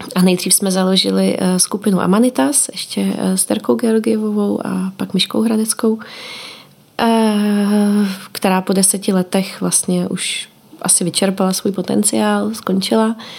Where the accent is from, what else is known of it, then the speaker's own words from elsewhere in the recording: Czechia; moved away as an adult; vrátila jsem se zpátky do Čech